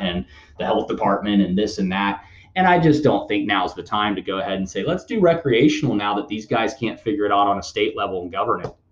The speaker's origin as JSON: {"language": "English", "country": "United States", "said": "us as Americans"}